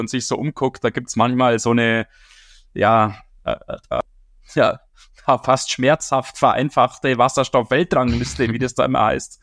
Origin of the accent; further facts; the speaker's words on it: Germany; bei uns in Deutschland